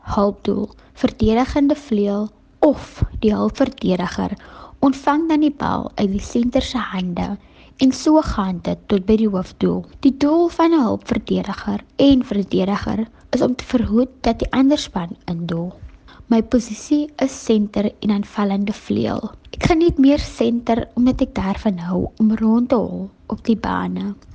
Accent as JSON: {"language": "Afrikaans", "country": "South Africa", "said": "ek is van Kranzloek afkomstig"}